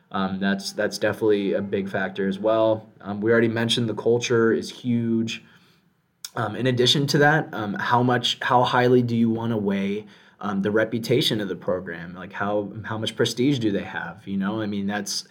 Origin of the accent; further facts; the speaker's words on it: South Florida, United States; I'm born and raised in South Florida